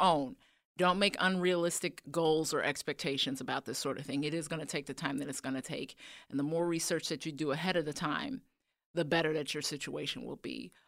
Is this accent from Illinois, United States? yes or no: yes; Chicago, Illinois, United States; moved away as an adult; Chicago, born and raised